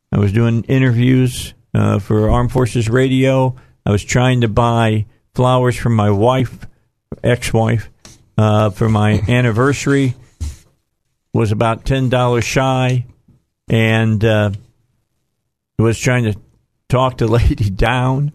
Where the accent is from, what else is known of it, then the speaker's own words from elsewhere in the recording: Cabot, Arkansas, United States; my hometown of Cabot